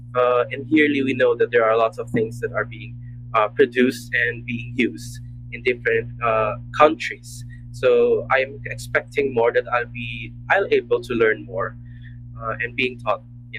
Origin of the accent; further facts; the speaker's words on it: Philippines; moved away as an adult; now in United States; I came from the Philippines